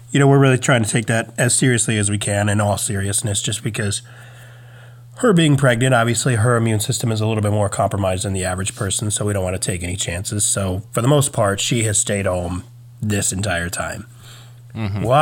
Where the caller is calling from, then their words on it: Virginia, United States; I'm recording from Virginia.